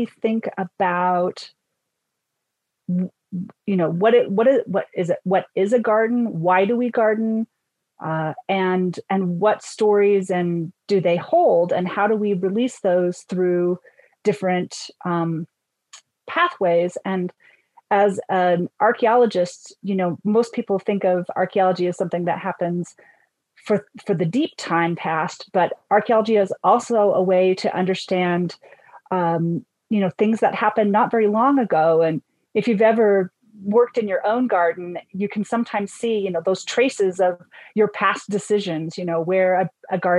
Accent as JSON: {"language": "English", "region": "Northern Utah", "country": "United States", "moved": "yes", "lives_now": "Colorado, United States", "said": "I'm actually originally from Northern Utah, but I will say that the inner Mountain West is my home"}